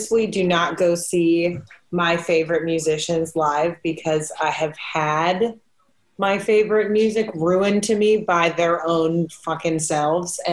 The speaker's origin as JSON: {"language": "English", "region": "Midwest", "country": "United States", "tie": "born or raised there", "moved": "yes", "lives_now": "Austin, United States", "said": "I grew up in the Midwest where Halloween was cold all the time. So when I moved to Austin"}